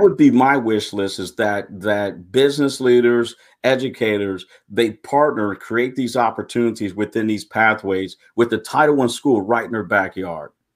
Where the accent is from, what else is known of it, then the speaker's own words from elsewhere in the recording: Pontiac, Michigan, United States; moved away; I was born and raised in Pontiac, Michigan.